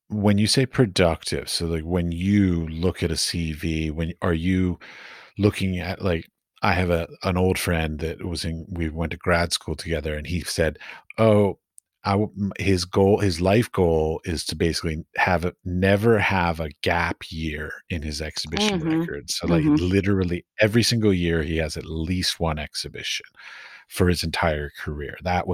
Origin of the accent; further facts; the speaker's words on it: United States; now in Prague, Czechia; The reason why I say this is because I'm from the United States, but I live currently in Prague, and I find that the Prague art market is not very receptive to outsiders.